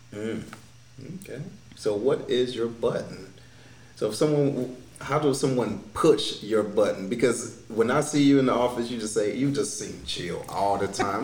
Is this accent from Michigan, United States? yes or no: yes; Detroit, Michigan, United States; moved away; coming from Detroit, the individuals that I grew up